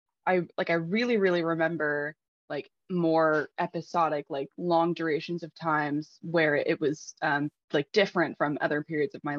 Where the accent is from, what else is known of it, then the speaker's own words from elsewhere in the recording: Texas, United States; I'm from Texas